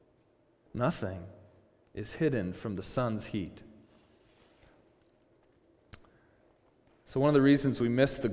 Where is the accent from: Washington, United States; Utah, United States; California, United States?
Washington, United States; Seattle; we're from Seattle